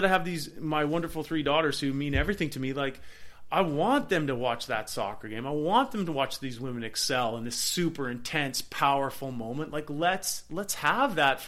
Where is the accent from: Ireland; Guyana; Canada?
Canada; Black Creek, British Columbia; growing up in Central Vancouver Island. Beautiful spot